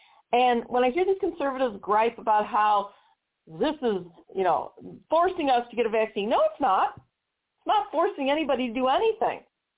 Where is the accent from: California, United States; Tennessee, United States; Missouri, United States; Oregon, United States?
Missouri, United States; here in my home state of Missouri.